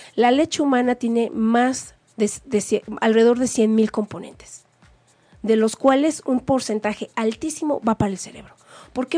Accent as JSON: {"language": "Spanish", "country": "Mexico", "said": "somos las supermamás mexicanas"}